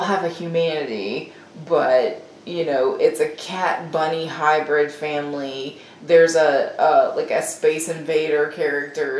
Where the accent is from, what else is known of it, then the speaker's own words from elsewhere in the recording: the South, United States; as a Southerner